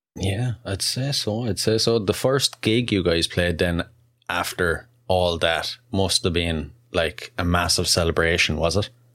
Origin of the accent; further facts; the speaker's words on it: Wexford, Leinster, Ireland; wexford ireland first off that's a mouthful and that's actually my hometown